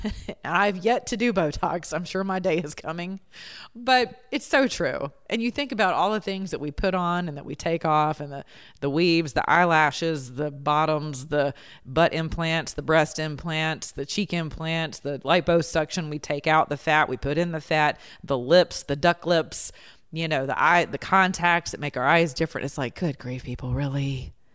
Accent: the South, United States; we're from the South

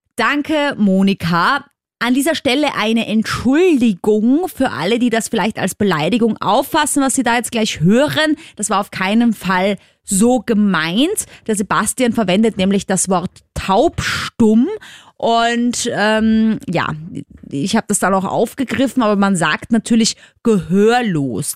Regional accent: Vienna, Austria; als Wienerin

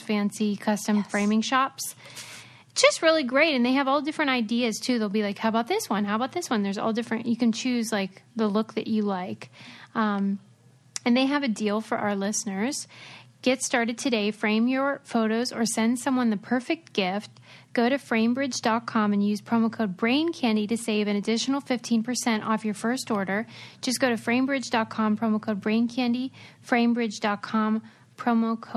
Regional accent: Pittsburgh, Pennsylvania, United States; moved away; I'm from Pittsburgh

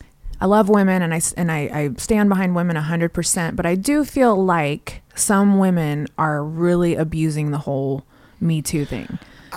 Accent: Las Vegas, Nevada, United States; I grew up in Vegas.

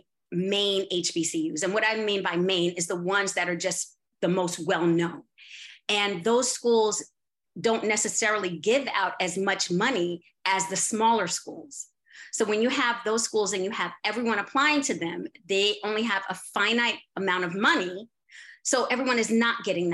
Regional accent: New York, United States; I'm from New York

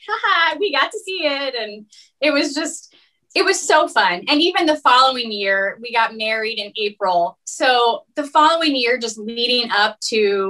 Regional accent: West Des Moines, Iowa, United States; I'm originally from West Des Moines.

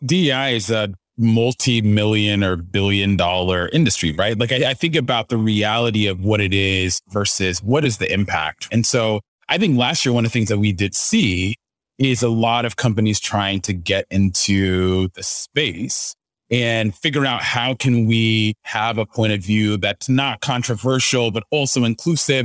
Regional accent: Dallas, Texas, United States; moved away as an adult; also born or lived in Ghana (parents) / Abilene, Texas / Spokane, Washington; now in Nashville, United States; I grew up in the Dallas area

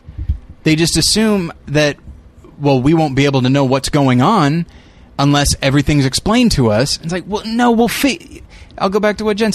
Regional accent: United States; I, as an American

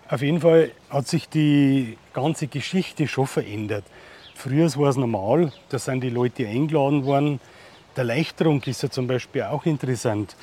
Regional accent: Holzheim, Germany; Da wo ich her bin aus Holzheim

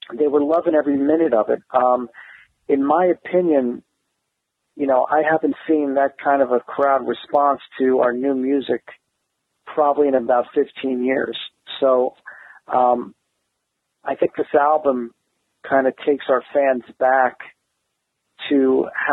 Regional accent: New Jersey, United States; We're both from New Jersey

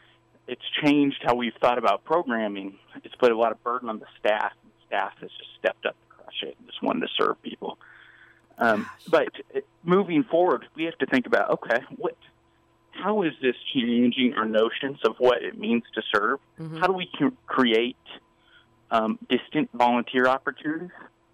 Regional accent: Liberal, Kansas, United States; now in Kansas City, United States; So I was from Southwest Kansas. Okay. Born in a town called Liberal. Grateful for my time there. My parents are both from rural Texas.

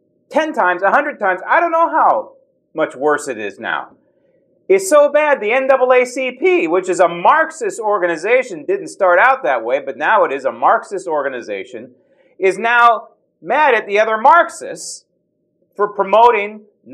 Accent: San Francisco, California, United States; talking to you as a native Californian and a native of the Bay Area. I grew up in San Francisco, smack dab, not just in the Bay Area, in San Francisco.

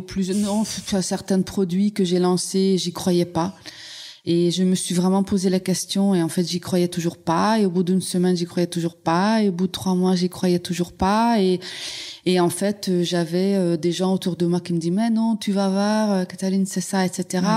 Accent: Hungary; French is a second language; moved away as an adult; now in France; je suis née en Hongrie, mais je suis née un peu à la fin de l'ère socialiste

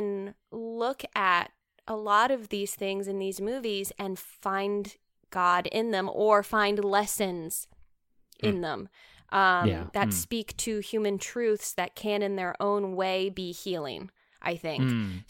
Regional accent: the South, United States; accent: southern; southern accent is gonna come out in this recording right now.

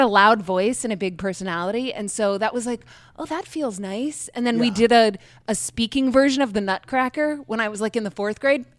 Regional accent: King George County, Virginia, United States; born or raised there

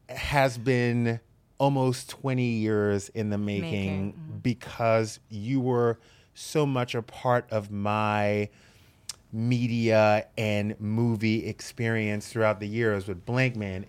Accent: the South, United States; I grew up in the South.

